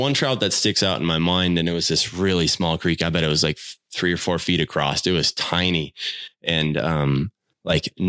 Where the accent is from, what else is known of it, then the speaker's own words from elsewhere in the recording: Southern Wisconsin, United States; I grew up in Southern Wisconsin and Greene County, Wisconsin is like right on the edge of the Driftless